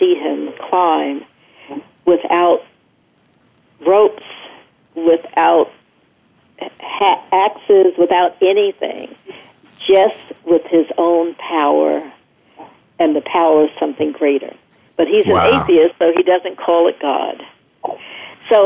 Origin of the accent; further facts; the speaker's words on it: New York City, New York, United States; moved away; also born or lived in Culver City; I grew up in Brooklyn, New York, and I grew up surrounded by many Jewish people.